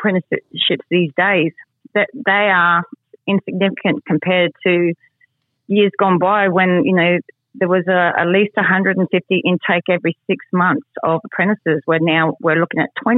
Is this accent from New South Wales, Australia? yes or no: no; Mount Isa, Queensland, Australia; also born or lived in England; And in Mount Isa, I grew up here. I was an immigrant from England, and my family came here